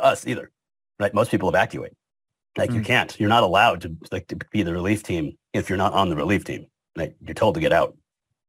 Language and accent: English; Hamden, Connecticut, United States; moved away as an adult; also born or lived in Cheshire, Connecticut / New Haven, Connecticut / New Orleans, Louisiana; now in Louisiana, United States; I'm born and raised in Connecticut, Hamden, then Cheshire